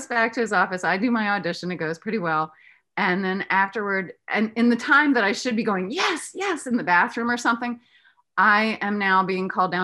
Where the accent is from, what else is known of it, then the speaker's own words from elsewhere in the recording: East Coast, United States; I'm a Southerner by heritage, but I grew up on the East Coast.